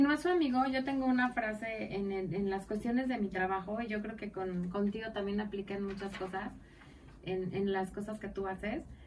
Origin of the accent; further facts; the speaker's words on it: Mexico; como mexicanos